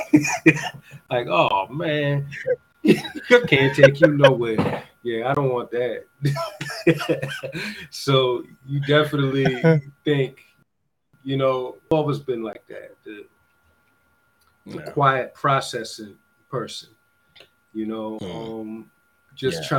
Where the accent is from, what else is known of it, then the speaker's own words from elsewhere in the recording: New York, United States; now in Los Angeles, United States; growing up in New York